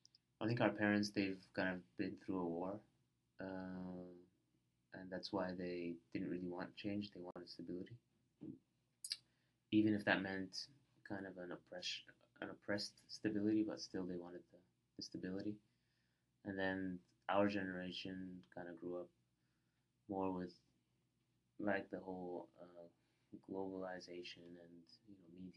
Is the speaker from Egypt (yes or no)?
yes; Egypt; the way to school, the pyramids are on the way.